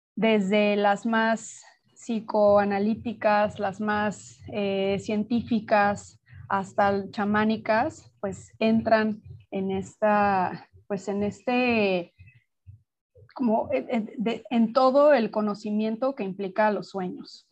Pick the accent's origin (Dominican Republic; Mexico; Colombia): Mexico; Mexico City; moved away as an adult; now in Playa del Carmen, Mexico; yo soy mexicana, nací en, la Ciudad de México y vivo en Playa del Carmen desde hace ya siete años y medio